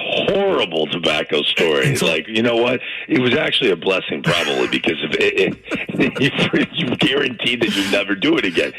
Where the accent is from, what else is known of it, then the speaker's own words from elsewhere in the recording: St. Louis, Missouri, United States; moved away; I'm born and raised in St. Louis.